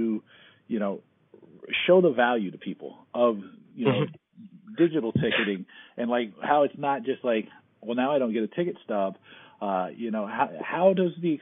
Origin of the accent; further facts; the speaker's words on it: United States; as an American